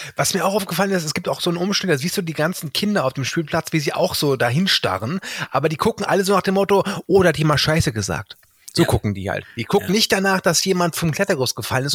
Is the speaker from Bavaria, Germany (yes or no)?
no; Rhein-Erft-Kreis, North Rhine-Westphalia, Germany; ich komme ja aus dem Erftkreis